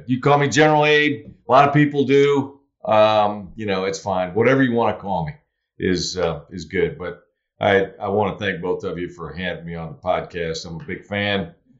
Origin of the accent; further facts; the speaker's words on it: Germany; born there; I was born in, because I am an Army brat, youngest of six, I was born in Germany when my father was a division commander when I was born